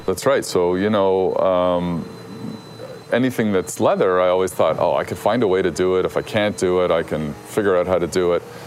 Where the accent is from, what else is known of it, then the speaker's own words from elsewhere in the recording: Canada; as a Canadian